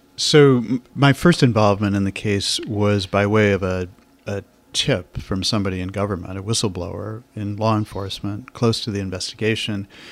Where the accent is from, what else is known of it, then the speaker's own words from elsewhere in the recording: Chicago, Illinois, United States; moved away as an adult; I grew up in Kenwood and Hyde Park